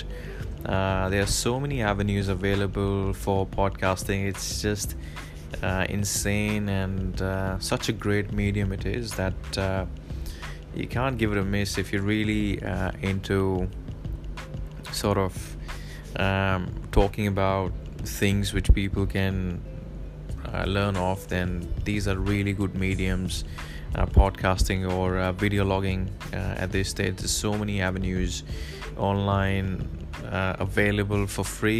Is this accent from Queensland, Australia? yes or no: no; Victoria, Australia; also born or lived in Point Cook, Melbourne; I'm from Victoria